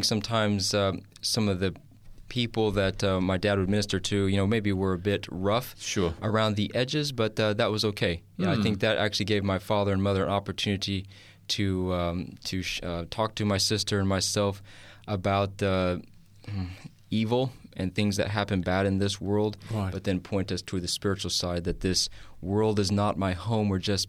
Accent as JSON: {"language": "English", "region": "Kentucky", "country": "United States", "tie": "born there", "said": "Yeah, I was born in the wonderful state. It's a southern state, Kentucky."}